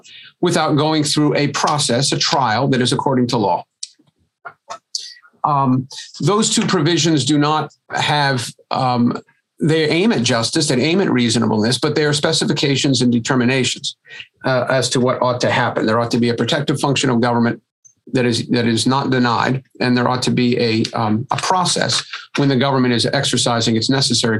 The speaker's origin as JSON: {"language": "English", "region": "Texas", "country": "United States", "said": "a Texan"}